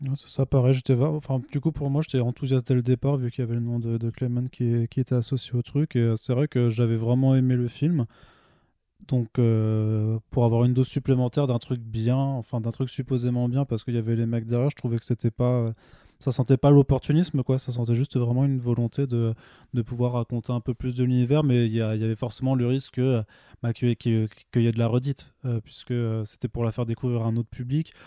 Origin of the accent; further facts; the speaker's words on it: Vendenheim, Grand Est, France; now in Paris, France; je viens d'un petit village d'Alsace